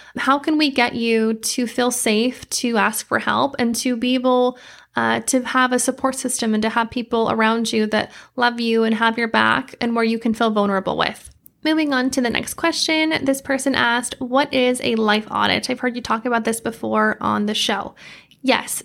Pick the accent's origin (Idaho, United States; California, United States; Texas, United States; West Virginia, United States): Idaho, United States; moved away as an adult; now in Arizona, United States; I grew up in Idaho, a lot of nature